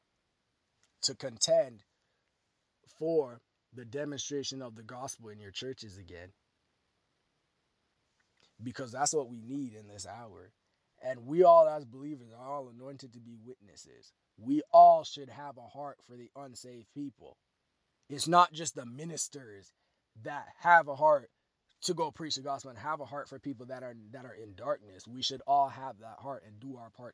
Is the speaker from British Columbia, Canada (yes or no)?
no; Toronto, Ontario, Canada; my hometown, Toronto, Ontario